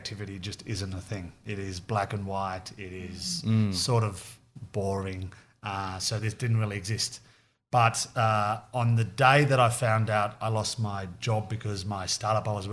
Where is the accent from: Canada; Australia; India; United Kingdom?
Australia; accent: Aussie; now in New York, United States; the Australian in America